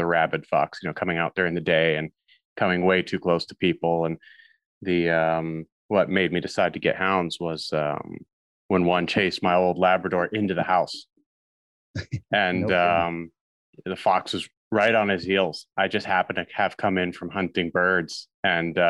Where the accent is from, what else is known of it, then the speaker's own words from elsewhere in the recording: Maine, United States; now in Norway; I grew up in Maine in the United States